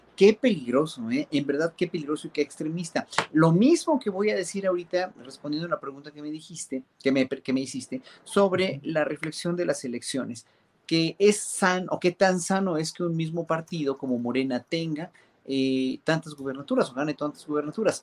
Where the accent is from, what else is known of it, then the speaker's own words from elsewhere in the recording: Mexico; nosotros no teníamos la costumbre como mexicanos